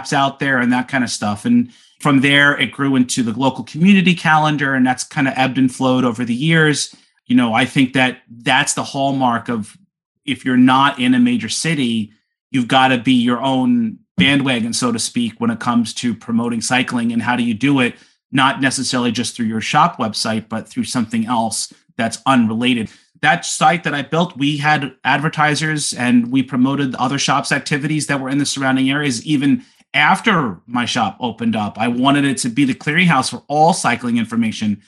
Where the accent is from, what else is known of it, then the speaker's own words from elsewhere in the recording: Long Island, New York, United States; I grew up in New York on Long Island.